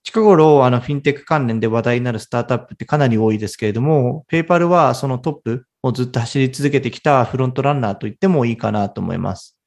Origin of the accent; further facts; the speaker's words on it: Japan; 私は東京のベンチャーキャピタルで働いている日本出身